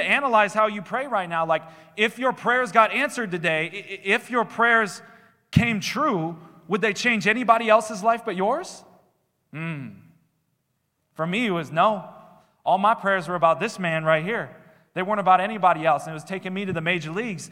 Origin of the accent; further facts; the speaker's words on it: Minnesota, United States; I did the church thing growing up in Minnesota.